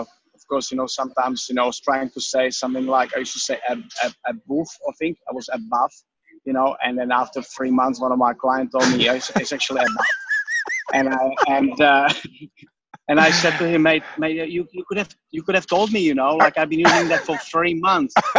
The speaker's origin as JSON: {"language": "English", "country": "Czechia", "second_language": "English", "moved": "as an adult", "lives_now": "Australia", "said": "I'm from the Czech Republic"}